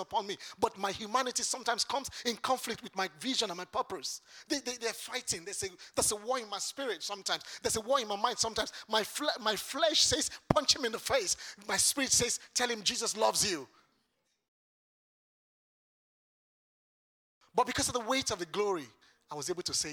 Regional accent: Lagos, Nigeria; now in United Kingdom; I am from Lagos Island.

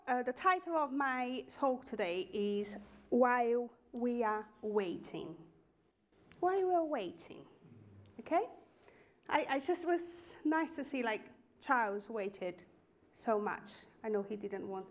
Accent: Northeast Region, Brazil; English is a second language; moved away as an adult; now in Basingstoke, United Kingdom; my hometown in Brazil, in the northeast of Brazil

